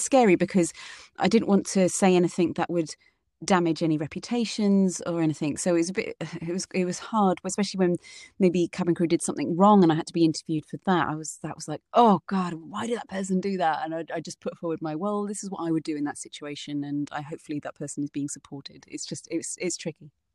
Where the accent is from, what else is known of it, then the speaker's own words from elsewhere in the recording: United Kingdom; their British person